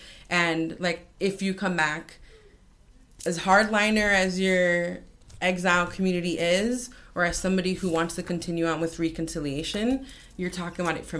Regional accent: Hialeah, Florida, United States; growing up in Miami Lakes, Hialeah, and I go back to Cuba

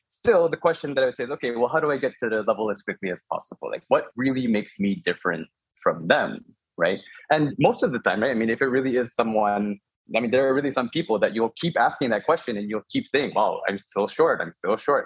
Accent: Chicago, Illinois, United States; moved away as an adult; so I'm Korean American. I was born and raised uh, in Chicago.

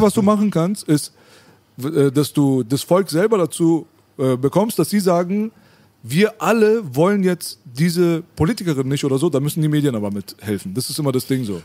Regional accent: Berlin, Germany; bei uns in Kreuzberg

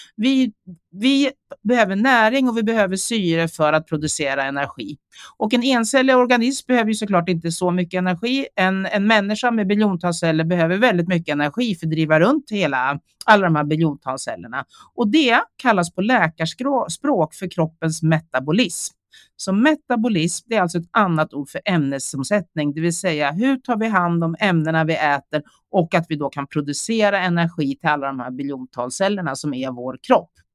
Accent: Sweden; also born or lived in South Korea; Jag kom till Sverige när jag var 11 månader

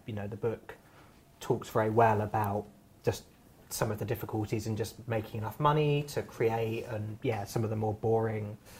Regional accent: Surrey, South East England, United Kingdom; I grew up in Surrey

